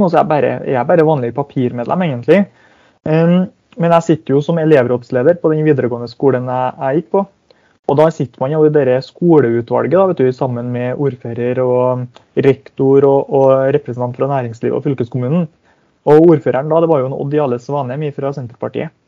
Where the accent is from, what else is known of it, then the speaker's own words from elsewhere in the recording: Hemne, Trøndelag, Norway; moved away as an adult; jeg kommer jo ikke til å bo noe i hjemkommunen min